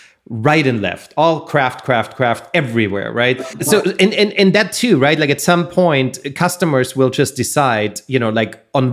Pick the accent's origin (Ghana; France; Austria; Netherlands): Austria; now in Southern California, United States; I come from Austria